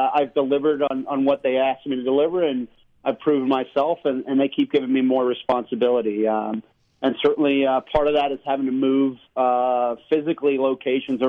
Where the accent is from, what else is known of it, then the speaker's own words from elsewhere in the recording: St. Louis, Missouri, United States; moved away as an adult; also born or lived in Arizona; I'm from St. Louis, Missouri. I'm born and raised there